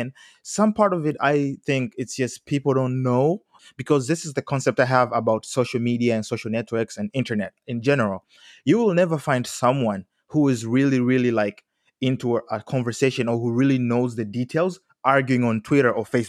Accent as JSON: {"language": "English", "country": "Tanzania", "moved": "yes", "said": "I'm originally from Tanzania, East Africa."}